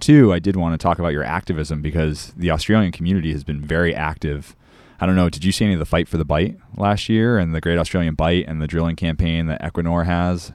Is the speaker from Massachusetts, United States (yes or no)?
yes; Cape Cod, Massachusetts, United States; growing up on Cape Cod with se-, osprey nests in the salt marshes